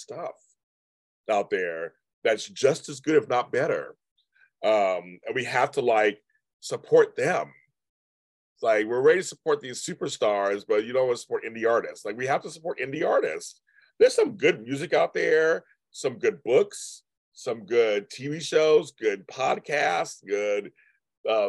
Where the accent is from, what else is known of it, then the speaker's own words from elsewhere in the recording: California, United States; I'm from California